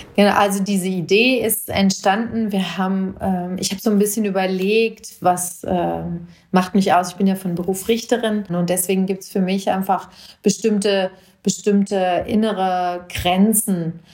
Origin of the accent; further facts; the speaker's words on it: Hinterland, Hesse, Germany; now in Marburg, Germany; Ich bin in Marburg geboren, ich bin in, im Hinterland aufgewachsen.